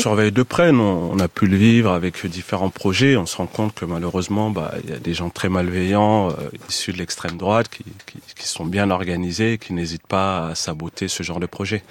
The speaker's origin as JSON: {"language": "French", "town": "Montfermeil", "region": "Île-de-France", "country": "France", "tie": "born or raised there", "said": "J'ai grandi à Montfermeil, dans la cité des Bosquets"}